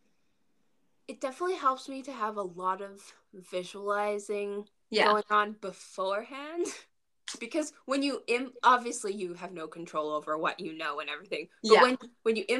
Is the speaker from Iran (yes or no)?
no; Canada; we're Canadian